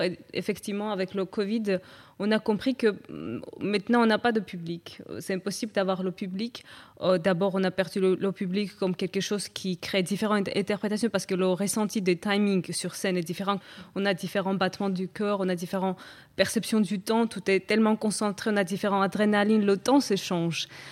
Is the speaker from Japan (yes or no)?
no; Batumi, Adjara, Georgia; moved away; d'où je viens, la Géorgie. On peut ressentir c'est euh, où je suis née, par exemple à Batumi